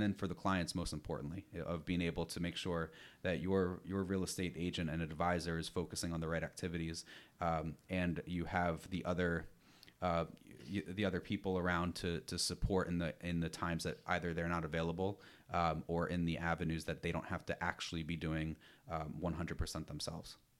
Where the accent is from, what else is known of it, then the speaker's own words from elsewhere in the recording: New York, United States; also born or lived in Rhode Island; I'm originally from New York.